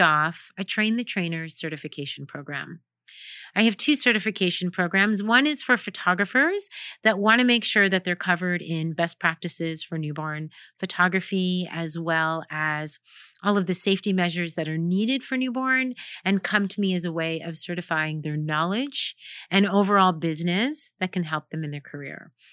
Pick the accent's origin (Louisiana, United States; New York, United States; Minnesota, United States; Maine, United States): New York, United States; now in Orange County, California, United States; living and working in Orange County, California, born and raised in New York.